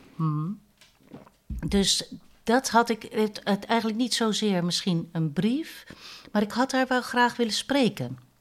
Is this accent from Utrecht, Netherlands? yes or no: no; Vlaardingen, South Holland, Netherlands; moved away as an adult; also born or lived in Nijmegen; ik ben geboren in Vlaardingen als vijfde in een gezin